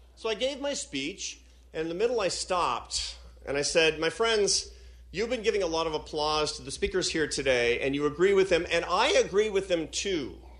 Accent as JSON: {"language": "English", "town": "Seattle", "region": "Washington", "country": "United States", "tie": "born or raised there", "said": "Seattle. Why? Because it's my hometown"}